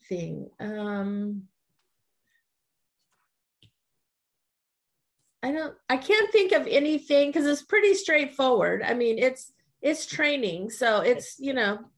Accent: Weslaco, Texas, United States; my childhood growing up in Weslaco

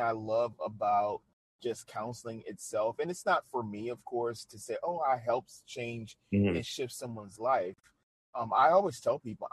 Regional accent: New Orleans, Louisiana, United States; now in Shreveport, United States; I'm originally from New Orleans

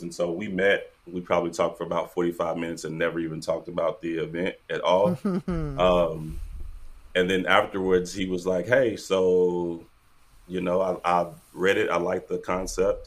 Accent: Tullahoma, Tennessee, United States; now in Kansas City, United States; I'm originally from Tullahoma, Tennessee

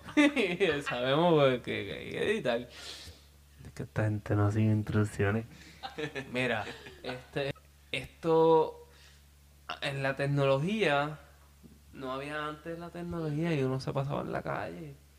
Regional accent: Peñuelas, Puerto Rico; con mi gente de, Río Sol, siempre orgulloso de donde vengo, de la organización Río Sol en Peñola

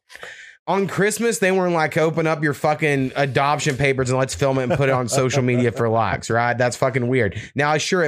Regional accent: United States; I'm American.

